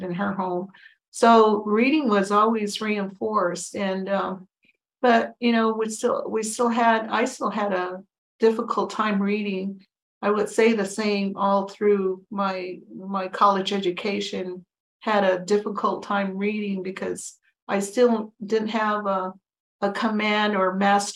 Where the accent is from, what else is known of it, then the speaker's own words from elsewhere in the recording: Tohono O'odham Nation Reservation, Arizona, United States; also born or lived in Green Valley, Arizona; I grew up on the Tohono Nation Reservation.